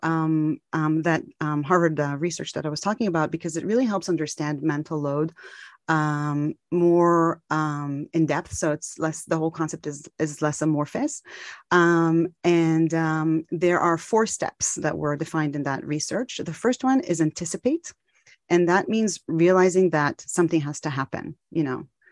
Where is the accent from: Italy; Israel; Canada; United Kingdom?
Israel; Tel Aviv, Tel Aviv District; moved away; also born or lived in Maryland, United States / California, United States; I'm from Tel Aviv, Israel, but I lived in the U S for many years, in Maryland and in California